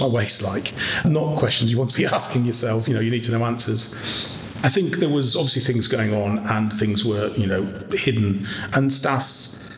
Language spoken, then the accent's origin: English; Harrogate, Yorkshire and the Humber, United Kingdom; I was born in Harrogate and spent my early years then at a cafe called Betty's